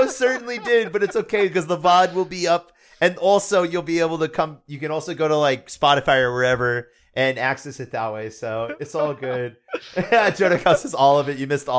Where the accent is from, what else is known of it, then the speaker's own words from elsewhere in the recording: New England, United States; We're from New England.